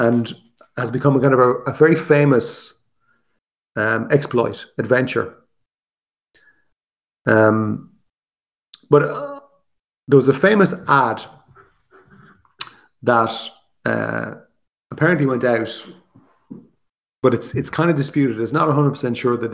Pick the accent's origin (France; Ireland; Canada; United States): Ireland; As Irish people